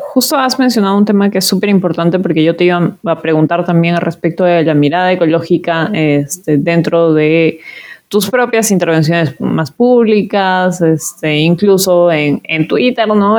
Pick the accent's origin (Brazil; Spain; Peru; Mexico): Peru; Cusco; a mí como cusqueña